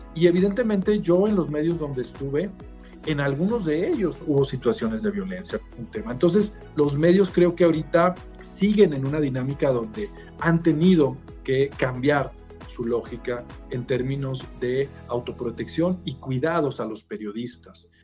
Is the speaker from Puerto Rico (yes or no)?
no; Torreón, Coahuila, Mexico; moved away as an adult; now in Mexico City, Mexico; soy de una eh, ciudad, ahí fue donde crecí, llamada Torreón